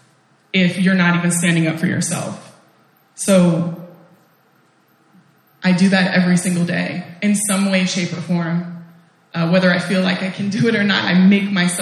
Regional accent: Portland, United States; moved away; also born or lived in Oakland, California; I'm from Portland

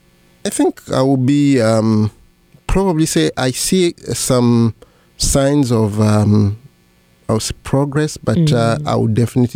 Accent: Bukavu, South Kivu, DR Congo; English is a second language; moved away as an adult; now in United States; I was born in Bukavu. In the eastern part of the Congo. I studied there almost all my life. I went to a college Alfajiri, the Jesuit school there, and after that I went to ESP Bukavu, where I studied English.

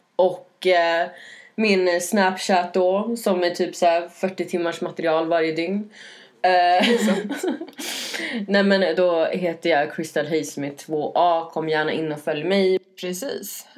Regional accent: Norrland, Sweden; moved away; jag växte upp i Norrland i en liten

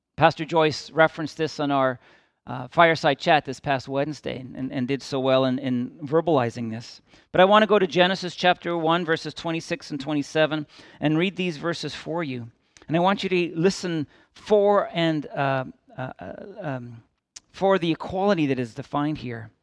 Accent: Midland, Ontario, Canada; I grew up in Midland, Ontario, in the southern end of Georgian Bay as a child

